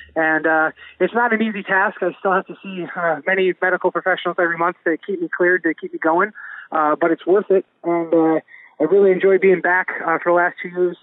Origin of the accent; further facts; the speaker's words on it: Spencer, Wisconsin, United States; Spencer's my hometown